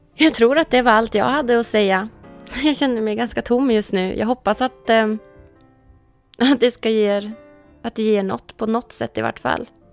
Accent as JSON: {"language": "Swedish", "town": "Umeå", "region": "Västerbotten County", "country": "Sweden", "moved": "yes", "lives_now": "Stockholm, Sweden", "said": "så stor längtan hem till Umeå. Så jag försöker åka hem till Umeå"}